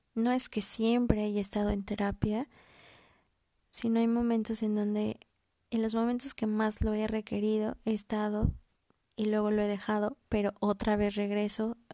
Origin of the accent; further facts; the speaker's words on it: Mexico; also born or lived in Mexico City; soy mexicana, vivo en la Ciudad de México